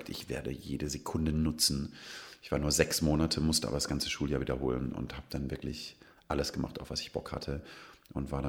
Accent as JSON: {"language": "German", "town": "Kirchzarten", "region": "Baden-Württemberg", "country": "Germany", "said": "Ich komme ja aus Kirchzarten, sehr nah an Freiburg. Ich würde niemals sagen, es ist ein Vorort, aber es ist auf jeden Fall im Einzugsbereich."}